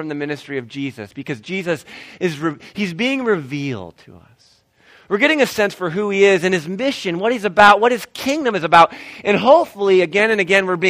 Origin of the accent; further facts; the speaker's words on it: Ohio, United States; now in Illinois, United States; Kami and I have been in Illinois for a while. We're originally from Ohio.